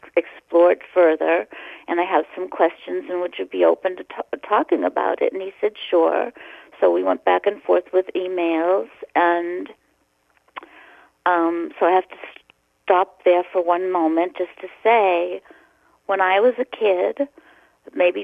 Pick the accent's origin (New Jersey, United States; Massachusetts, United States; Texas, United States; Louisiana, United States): Massachusetts, United States; Boston; a person that's about my age that I grew up with in Boston